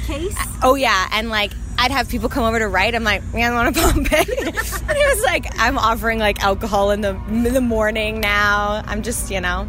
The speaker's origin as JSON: {"language": "English", "country": "Canada", "said": "being a Canadian in the States is great"}